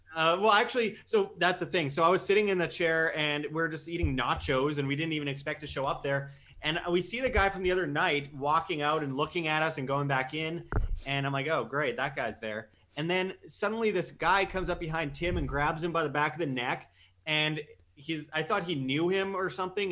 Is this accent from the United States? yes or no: no; Canada; moved away; I'm, I'm Canadian